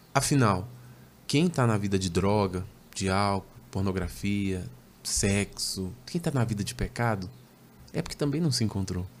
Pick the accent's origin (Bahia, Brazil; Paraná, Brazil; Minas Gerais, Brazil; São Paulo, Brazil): Minas Gerais, Brazil; Belo Horizonte; Sou natural de Belo Horizonte, Minas